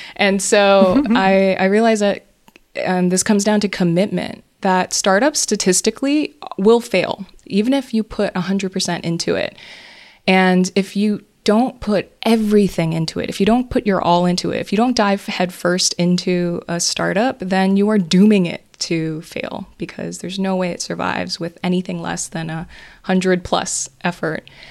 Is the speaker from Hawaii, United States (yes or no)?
yes; Hawaii, United States; moved away; I grew up in Hawaii